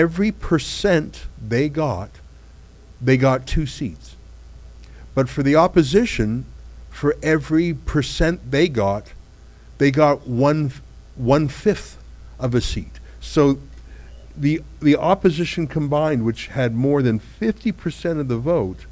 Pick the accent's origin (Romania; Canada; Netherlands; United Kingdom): Canada; as an English Canadian